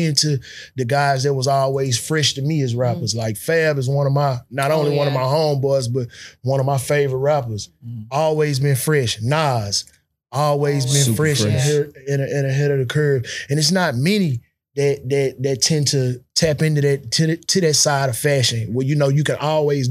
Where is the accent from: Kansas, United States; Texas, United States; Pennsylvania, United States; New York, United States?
Texas, United States; Houston; I grew up and I'm originally from South Park, but I went to school on the north side